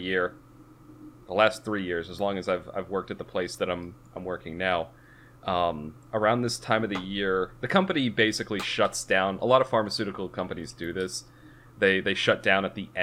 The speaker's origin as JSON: {"language": "English", "region": "Massachusetts", "country": "United States", "tie": "born or raised there", "said": "I grew up in Massachusetts"}